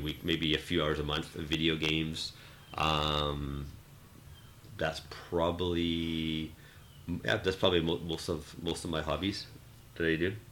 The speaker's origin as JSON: {"language": "English", "town": "Vancouver", "region": "British Columbia", "country": "Canada", "tie": "born or raised there", "said": "growing up in Vancouver it's, it's uh, especially in the West Coast it's very uh, a lot of English speaking, especially in the seven, growing up in the 70s and 80s"}